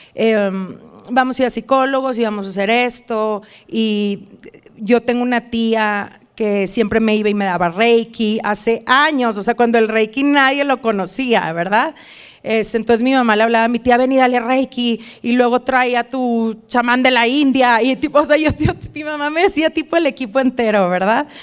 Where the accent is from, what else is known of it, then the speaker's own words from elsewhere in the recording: Reynosa, Tamaulipas, Mexico; moved away as an adult; now in Dallas, United States; aunque yo soy de frontera, como tú sabes, soy, nací en Reynosa